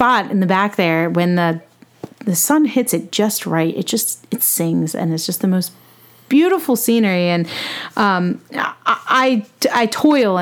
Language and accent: English; United States; I'm an American